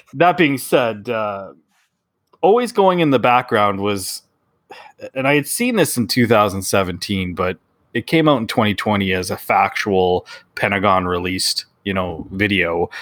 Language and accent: English; Canada; we're Canadian